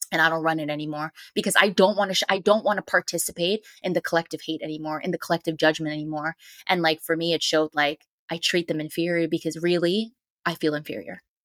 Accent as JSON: {"language": "English", "town": "New York City", "region": "New York", "country": "United States", "said": "I'm a New Yorker"}